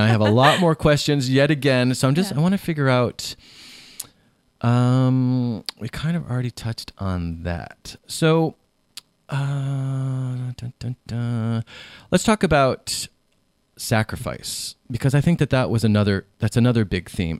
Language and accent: English; Ohio, United States; when I was growing up in Ohio in the 80s and 90s